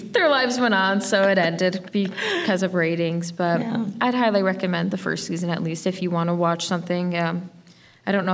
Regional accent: Chicago, Illinois, United States; moved away; I grew up in Chicago

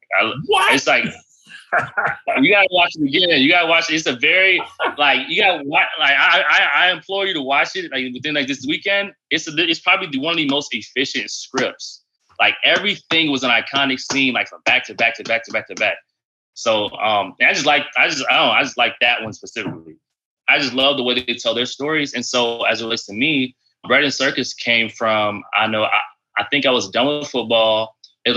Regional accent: Orlando, Florida, United States; moved away as an adult; now in Washington, D.C., United States; I'm from Orlando, Florida. So like, actually, like I'm saying, grew up like right down the street from Disney.

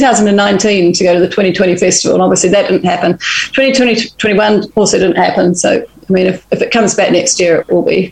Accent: New Zealand; moved away; we're from New Zealand

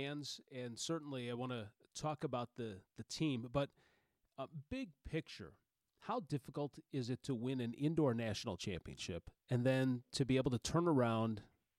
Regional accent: Chicago, Illinois, United States; moved away; in Chicago, my hometown in Chicago.

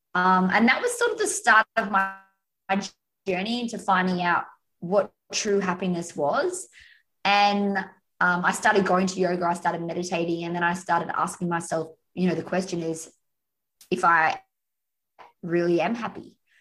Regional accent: Australia; also born or lived in Umina Beach, New South Wales; I'm Australian, so Aussie, Aussie, Aussie. Uh, yeah, and I'm in Australia now

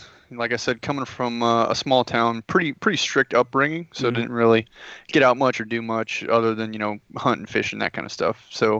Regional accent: Yellville, Arkansas, United States; moved away as an adult; I'm from a small town in north central Arkansas called Yellville.

